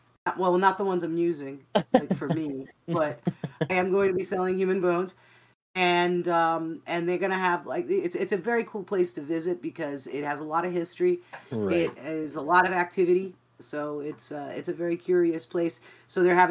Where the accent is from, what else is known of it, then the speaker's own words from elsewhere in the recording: Bristol, Rhode Island, United States; now in New Jersey, United States; I am originally from Bristol, Rhode Island